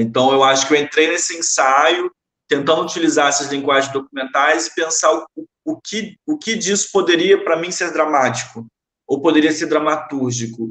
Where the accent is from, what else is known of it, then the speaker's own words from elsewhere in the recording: Nova Iguaçu, Rio de Janeiro, Brazil; also born or lived in Maré, Rio de Janeiro; now in Rio de Janeiro, Brazil; eu nasci aqui no Rio, é, atualmente eu resido na Maré, nasci na Maré, mas fui criado muito tempo em Nova Iguaçu